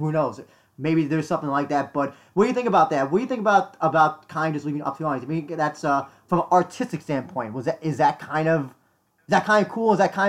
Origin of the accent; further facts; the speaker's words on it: New York, United States; I'm from New York.